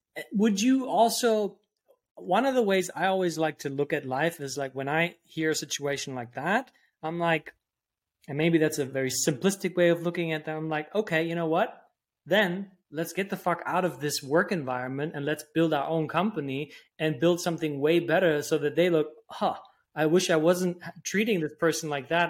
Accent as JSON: {"language": "English", "country": "Germany", "tie": "born or raised there", "also_born_or_lived": "New York", "moved": "yes", "said": "I grew up in Germany"}